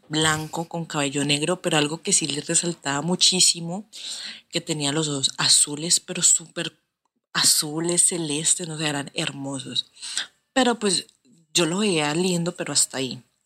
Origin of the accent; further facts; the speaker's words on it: Cali, Valle del Cauca, Colombia; soy de Colombia, de la ciudad de Cali.